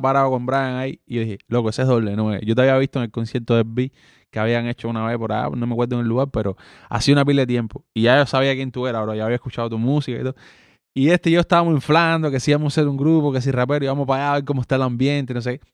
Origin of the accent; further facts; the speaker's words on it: Cuba; first language Spanish; moved away; yo soy cubano